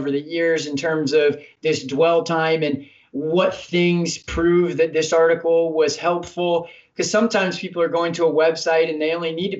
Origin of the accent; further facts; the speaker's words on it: United States; we as American people